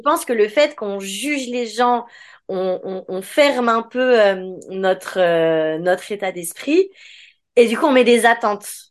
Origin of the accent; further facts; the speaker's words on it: France; on est français, donc on dit que c'est en France